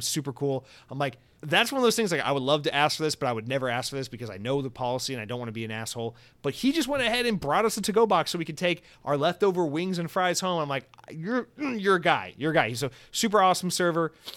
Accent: United States; being an American

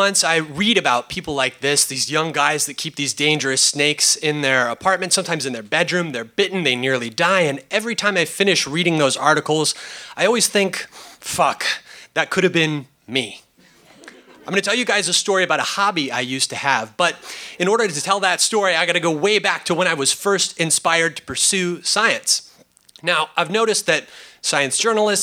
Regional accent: California, United States; I was born here in California

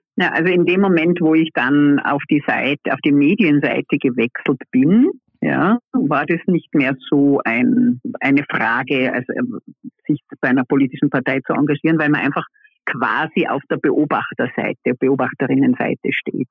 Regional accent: Vorarlberg, Austria; ich bin ja aus Vorarlberg

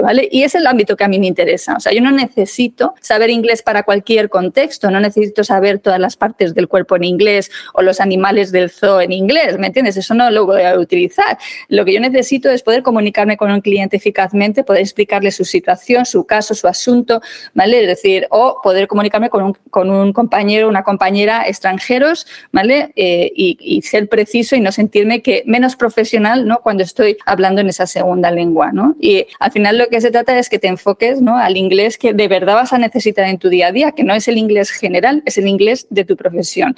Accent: Madrid, Community of Madrid, Spain; also born or lived in Málaga; Málaga, que es mi ciudad natal, aunque yo me he criado en Madrid

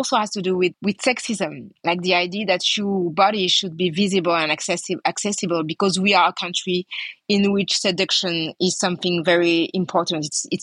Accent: Paris, Île-de-France, France; accent: French; English is a second language; I was born and raised in France, in Paris.

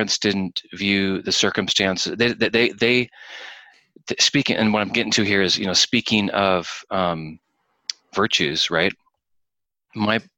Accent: San Francisco, California, United States; They were living in slum area, concrete apartments in San Francisco. Didn't have any money to have me. I was a welfare baby, you know, born on the government's dime

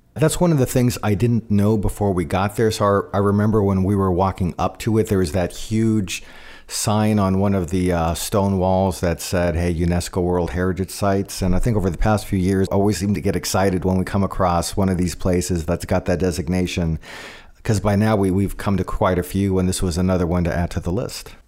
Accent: California, United States; I'm a guy from California.

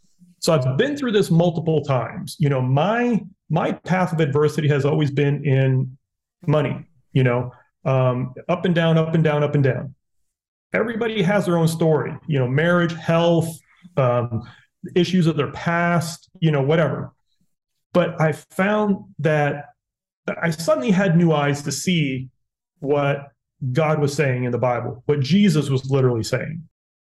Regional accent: Dominican Republic; My parents were missionaries. I grew up in the Dominican Republic. So as white boys, I look, I speak fluent Spanish.

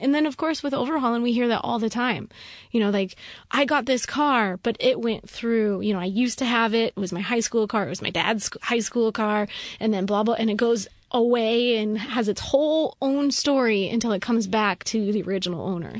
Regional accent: Rapid City, South Dakota, United States; I grew up in Rapid City, South Dakota, super conservative area

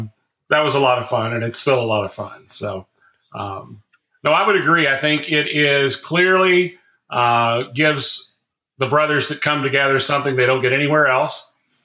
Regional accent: Kentucky, United States; moved away; it's in my home state of Kentucky

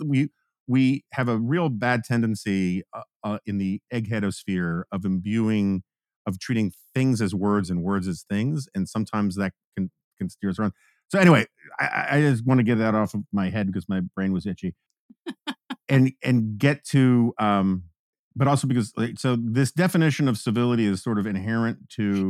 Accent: New York City, New York, United States; I grew up in New York City. Um, I grew up on the Upper West Side of Manhattan

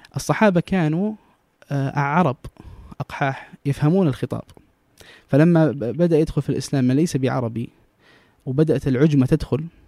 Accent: Jeddah, Makkah Province, Saudi Arabia; also born or lived in Mecca; انا من جده لكن درست في مكه

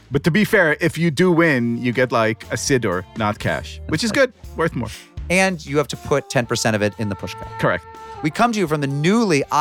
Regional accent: Idaho, United States; right. I'm a Mormon from Idaho. And I thought, you know, it's glamorous

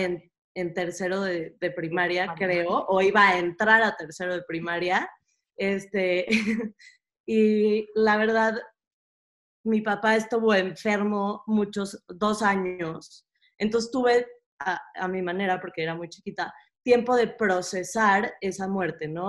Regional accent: Mexico City, Mexico; yo nací en la Ciudad de México, este, en una comunidad bastante chica y bastante cerrada, con una mentalidad muy cerrada. Natalia y yo las dos crecimos en la misma comunidad

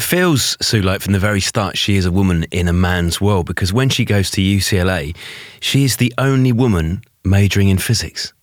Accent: United Kingdom; even in the U K

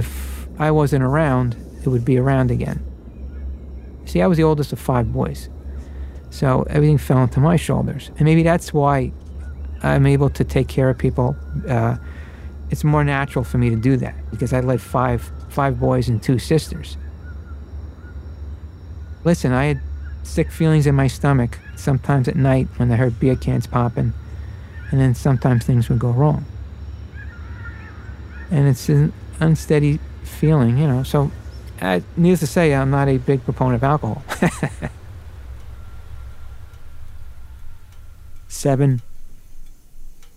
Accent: New York City, New York, United States; I was grew up as an Irish Catholic in Brooklyn

